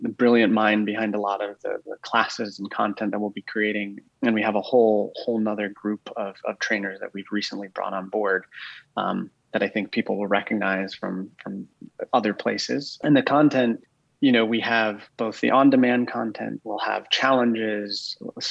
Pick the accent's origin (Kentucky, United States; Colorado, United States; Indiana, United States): Colorado, United States; Boulder; moved away as an adult; now in Austin, United States; I'm actually, I'm from Colorado. I grew up in Boulder